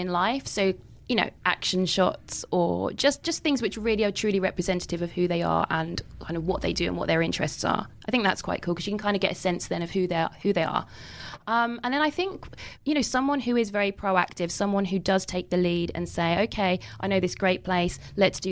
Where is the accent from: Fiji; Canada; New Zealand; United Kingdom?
United Kingdom; I'm a Brit in LA.